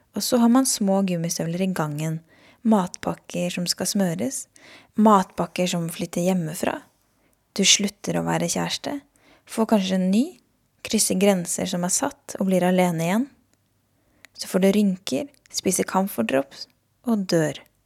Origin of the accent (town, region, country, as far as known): Norway; born or raised there